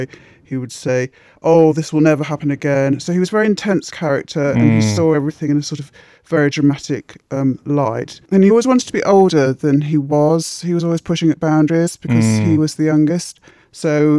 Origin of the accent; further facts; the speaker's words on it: Midlands, United Kingdom; moved away as an adult; now in London, United Kingdom; I grew up in the Midlands. I came here in my 20s